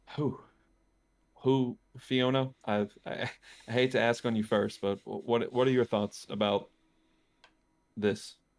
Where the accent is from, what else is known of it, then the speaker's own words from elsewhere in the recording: Louisiana, United States; my home state, Louisiana